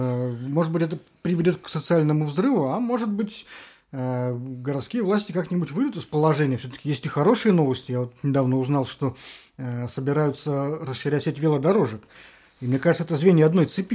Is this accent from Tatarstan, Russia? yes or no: no; Saint Petersburg, Russia; мы, петербуржцы